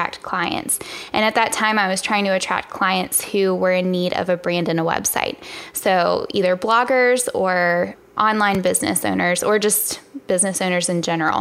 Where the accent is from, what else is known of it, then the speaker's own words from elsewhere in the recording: Virginia, United States; moved away as an adult; now in Charlotte, United States; I'm originally from Virginia.